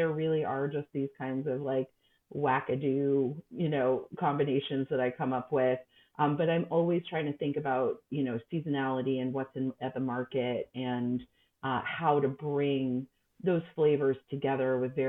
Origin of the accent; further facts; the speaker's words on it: New York, United States; moved away as an adult; now in Paris, France; I love New York. I, you know, grew up in New York